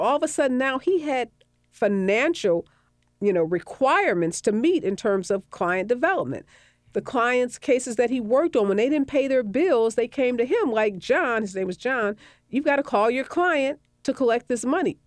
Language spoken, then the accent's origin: English; St. Louis, Missouri, United States; moved away; I worked in Saint Louis, which is my hometown